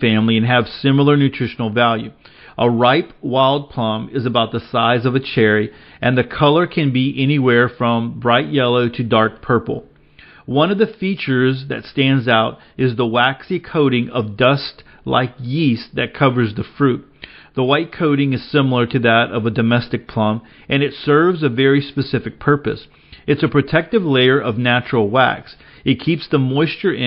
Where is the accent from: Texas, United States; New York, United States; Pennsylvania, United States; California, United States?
Texas, United States; Dickens County, Northwest; I grew up in Dickens County, which is Northwest Texas in the Rolling Plains region